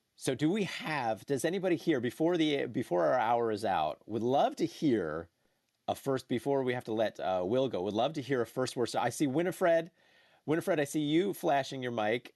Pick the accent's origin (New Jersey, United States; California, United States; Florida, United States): New Jersey, United States; I grew up in New Jersey